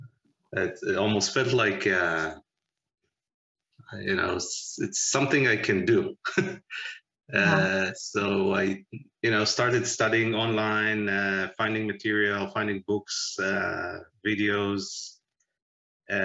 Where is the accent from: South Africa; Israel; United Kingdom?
Israel; moved away as an adult; now in Pittsburgh, United States; I was born in Israel and we moved here in 2008 with the family